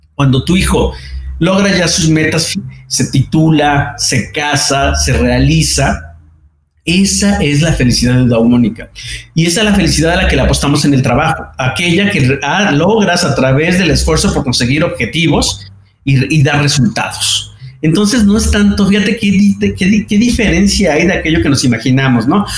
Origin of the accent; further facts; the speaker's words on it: Mexico; en México pues, estoy en una empresa muy similar